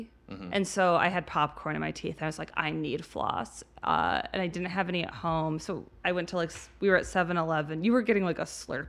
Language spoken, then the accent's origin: English; Midwest, United States; we're from the Midwest